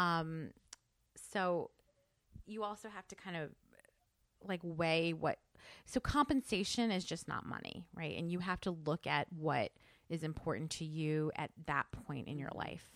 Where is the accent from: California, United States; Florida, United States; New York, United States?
New York, United States; also born or lived in New Jersey; I grew up in New York, you know, coming into the city